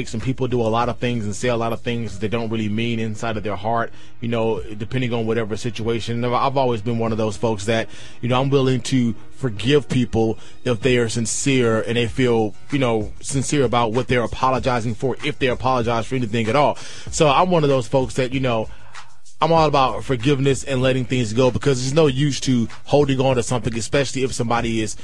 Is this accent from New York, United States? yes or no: no; Mississippi, United States; growing up in Mississippi as a young black male